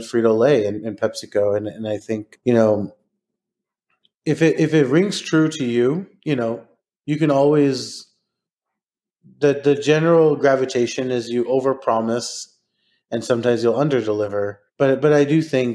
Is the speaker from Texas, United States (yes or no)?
yes; Texas, United States; I'm from Texas